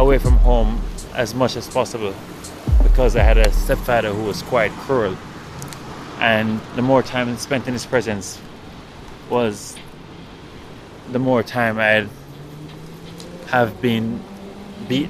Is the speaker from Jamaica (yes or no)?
yes; Jamaica; accent: Jamaican; now in New York City, United States; my Jamaican accent